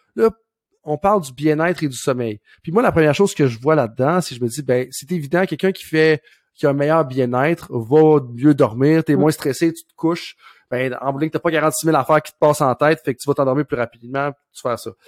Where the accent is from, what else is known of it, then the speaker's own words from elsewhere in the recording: Saint-Georges, Quebec, Canada; ma ville natale de Saint-Georges-de-Beauce